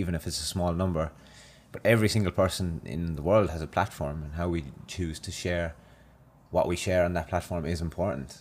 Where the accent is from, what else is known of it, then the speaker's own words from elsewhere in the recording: Ireland; now in Australia; I went back to Ireland and it was my first night back there and I went out and, in my hometown